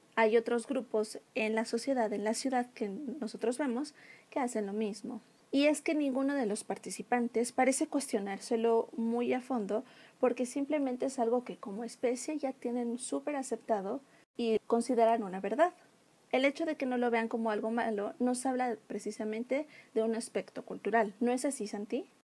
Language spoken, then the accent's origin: Spanish; Mexico; nosotros como mexicanos